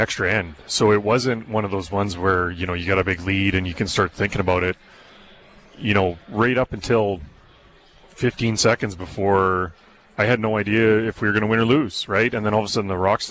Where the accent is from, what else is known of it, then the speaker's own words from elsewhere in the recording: Brandon, Manitoba, Canada; I grew up in Brandon